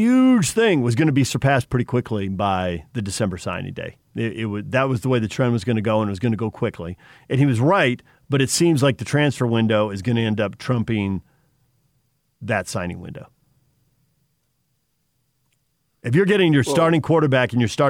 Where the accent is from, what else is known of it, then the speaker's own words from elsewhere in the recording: New Jersey, United States; now in Utah, United States; I grew up in Jersey with people who gamble